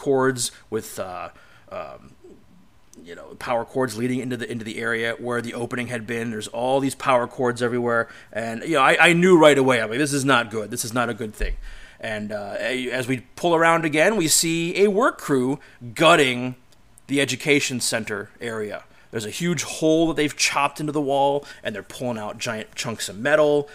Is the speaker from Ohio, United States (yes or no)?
yes; Cleveland, Ohio, United States; going back to my hometown, to my end of the world, back in Cleveland